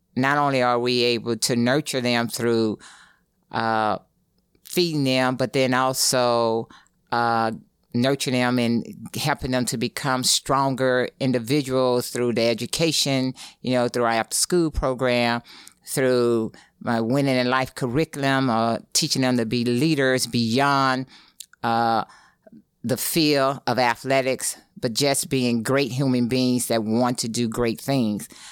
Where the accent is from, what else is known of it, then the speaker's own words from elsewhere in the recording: East St. Louis, Illinois, United States; moved away; that's where I'm from